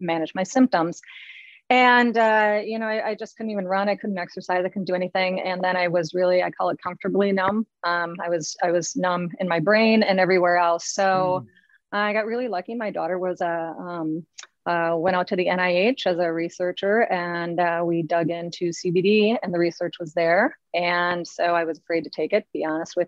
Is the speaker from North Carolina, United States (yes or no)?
no; Minnesota, United States; now in Longboat Key, Florida, United States; I grew up in Minnesota